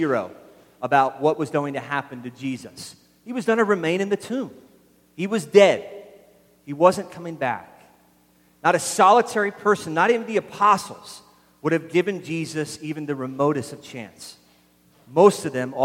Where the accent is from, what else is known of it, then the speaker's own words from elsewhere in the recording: Philadelphia, Pennsylvania, United States; now in New England, United States; I'm from Philadelphia